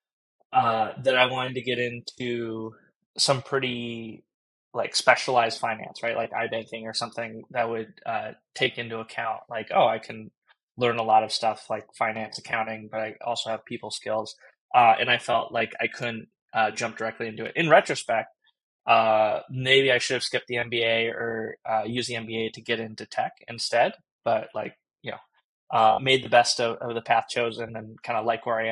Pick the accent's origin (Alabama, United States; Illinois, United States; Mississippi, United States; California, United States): California, United States; Southern; I grew up in Southern California